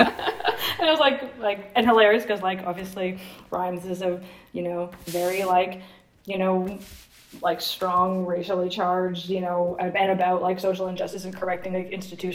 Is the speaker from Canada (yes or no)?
yes; East Coast, Canada; as a woman who has a specific experience growing up in the East Coast of Canada